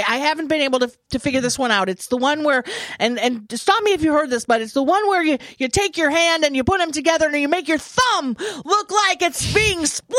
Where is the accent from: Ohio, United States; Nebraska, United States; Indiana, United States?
Nebraska, United States; I'm from Nebraska.